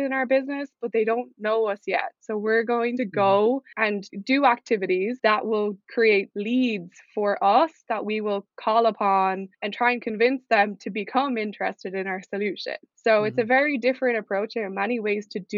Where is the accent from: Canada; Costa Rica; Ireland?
Ireland; moved away as an adult; also born or lived in United States; I'm originally from Ireland. It's where I went to uni and grew up.